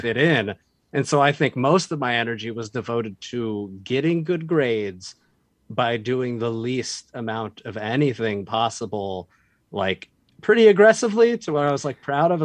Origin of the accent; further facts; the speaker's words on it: Boise, Idaho, United States; moved away; also born or lived in Virginia / Colorado; I was not born there, but I grew up there. I was born in Virginia, but we moved when I was like one to mm. Boise.